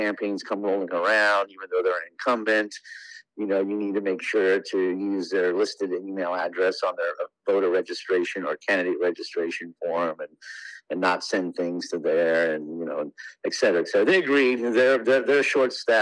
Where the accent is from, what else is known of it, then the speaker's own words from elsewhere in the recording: Lahaina, Hawaii, United States; also born or lived in Honolulu / California; I was born in Honolulu, and then at the ripe age of 1 year old, moved to Maui. I've been living in Lahaina ever since